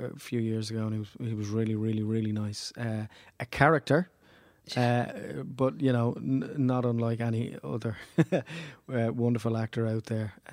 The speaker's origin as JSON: {"language": "English", "country": "Ireland", "said": "Yeah, I'm Irish."}